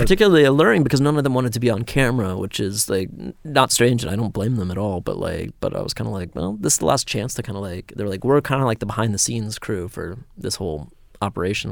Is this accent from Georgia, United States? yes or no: yes; outside Atlanta, Georgia, United States; I grew up twenty minutes outside of Atlanta